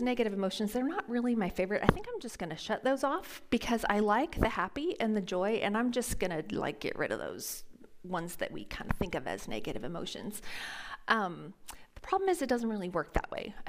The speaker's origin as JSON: {"language": "English", "town": "Phoenix", "region": "Arizona", "country": "United States", "tie": "born or raised there", "moved": "yes", "said": "I grew up in Phoenix, Arizona"}